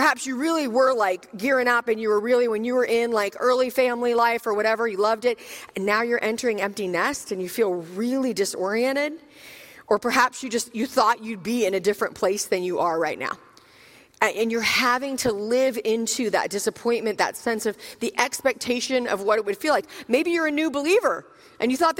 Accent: Richmond, Virginia, United States; I'm actually from Richmond, Virginia

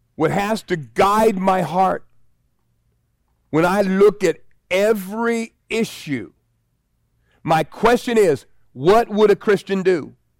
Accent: United States; I'm white American

